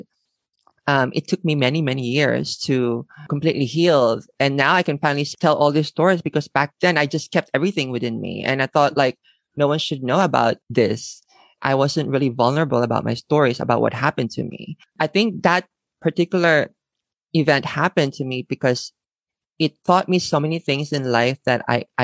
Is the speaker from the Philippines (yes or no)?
yes; Manila, Metro Manila, Philippines; moved away as an adult; now in Tokyo, Japan; I was born and raised in the Philippines